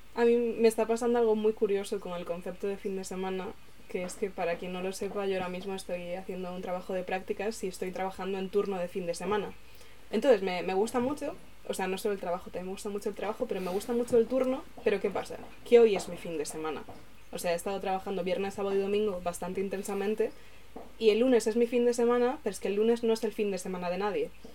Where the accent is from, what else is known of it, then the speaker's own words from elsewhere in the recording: Galicia, Spain; como persona gallega